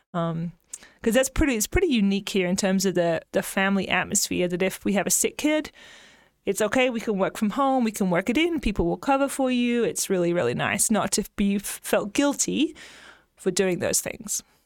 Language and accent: English; England, United Kingdom; moved away as an adult; also born or lived in Kansas; now in Texas, United States; I grew up in a very rural area in England